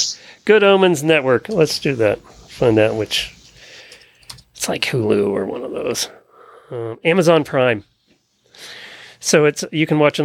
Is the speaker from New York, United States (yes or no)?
no; Pennsylvania, United States; moved away; I grew up in Pennsylvania